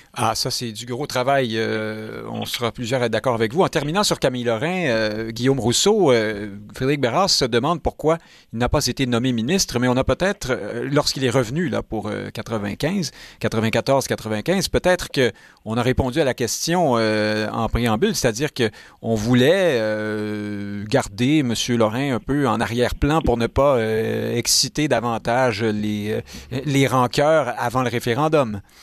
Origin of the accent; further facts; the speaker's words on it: Montreal, Quebec, Canada; Je suis montréalais depuis toujours